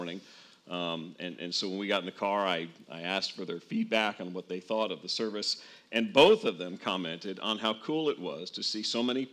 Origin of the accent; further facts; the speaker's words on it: northern New Jersey, United States; I grew up in a pretty much all-white suburb outside of New York City in northern New Jersey.